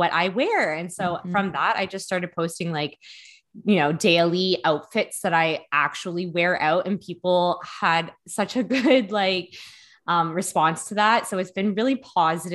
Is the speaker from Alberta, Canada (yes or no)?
no; Hamilton, Ontario, Canada; where I grew up in Hamilton